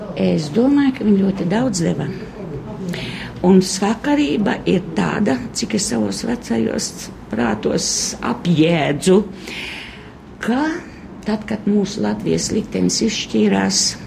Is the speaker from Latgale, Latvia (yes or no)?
yes; Aglona, Latgale, Latvia; Es esmu no Aglonas. Nu, jā. Tā ir mana dzimtā puse